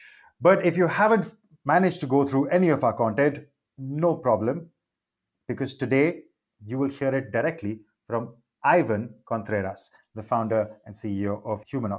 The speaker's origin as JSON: {"language": "English", "country": "India", "said": "I'm Indian"}